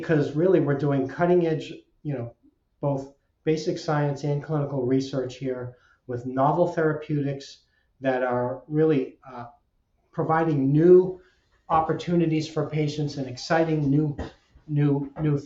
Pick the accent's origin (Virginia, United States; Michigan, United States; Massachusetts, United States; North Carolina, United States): Massachusetts, United States; Salem; So I grew up in Salem, Massachusetts.